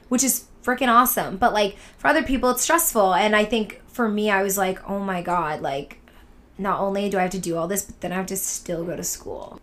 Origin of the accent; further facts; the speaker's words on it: Boston, Massachusetts, United States; moved away; also born or lived in Syracuse / New York; I'm from Boston, so I have grown up going to New York